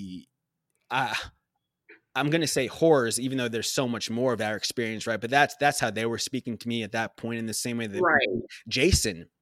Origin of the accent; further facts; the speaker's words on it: Long Island, New York, United States; also born or lived in Abu Dhabi; a young person growing up on Long Island